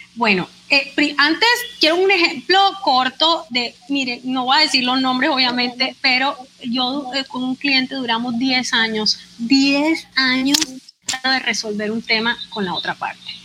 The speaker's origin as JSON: {"language": "Spanish", "town": "Barranquilla", "region": "Atlántico", "country": "Colombia", "said": "soy barranquillera, colombiana, abogada"}